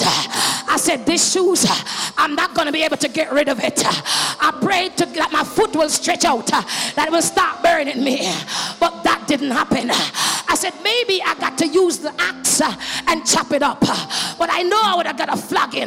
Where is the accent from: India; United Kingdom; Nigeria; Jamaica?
Jamaica; I was growing up in Jamaica